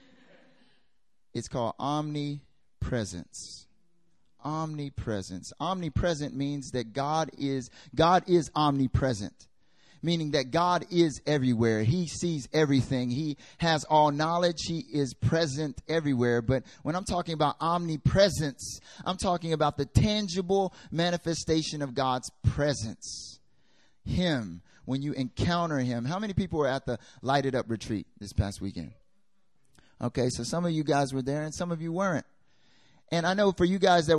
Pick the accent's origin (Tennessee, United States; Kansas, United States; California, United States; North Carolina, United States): North Carolina, United States; moved away as an adult; also born or lived in South Korea; I'm from America, North Carolina, born and raised.